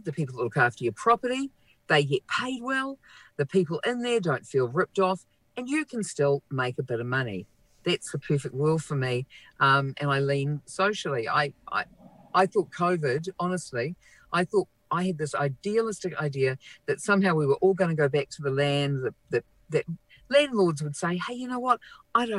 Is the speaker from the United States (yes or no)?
no; Auckland, New Zealand; now in Wellington, New Zealand; I'm from South Auckland. I'm from Papatoetoe, Otara, South Side